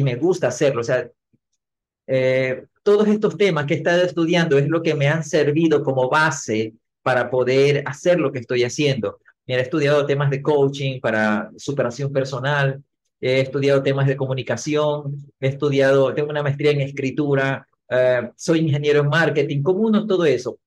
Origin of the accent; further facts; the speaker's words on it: Ecuador; mi país Ecuador